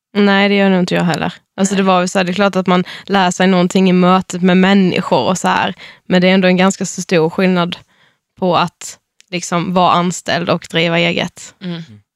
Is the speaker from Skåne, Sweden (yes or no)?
no; Karlshamn, Blekinge, Sweden; Vi kommer från Karlshamn i Blekinge